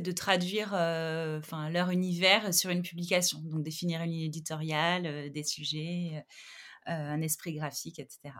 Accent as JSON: {"language": "French", "town": "Montpellier", "region": "Occitania", "country": "France", "tie": "born or raised there", "moved": "yes", "lives_now": "Paris, France", "said": "je suis originaire de Montpellier, je vis à Paris"}